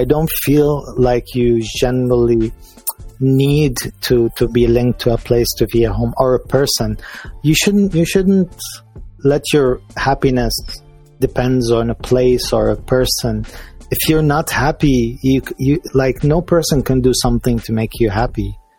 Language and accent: English; Liverpool, North West England, United Kingdom; because I'm English. I'm from Liverpool.